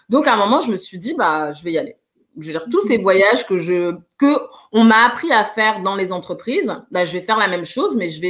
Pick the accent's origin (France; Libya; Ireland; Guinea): Guinea; J'ai commencé par la Guinée parce que je suis originaire de la Guinée en me disant, tu vas commencer par Conakry.